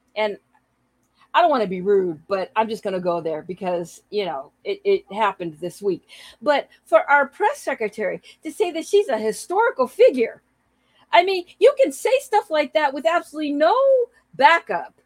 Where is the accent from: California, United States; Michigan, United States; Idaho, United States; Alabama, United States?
California, United States; San Francisco; moved away as an adult; also born or lived in South Bay, California; both of us and my oldest son were born in the city of San Francisco. And so San Francisco was my home for 36, almost 37 years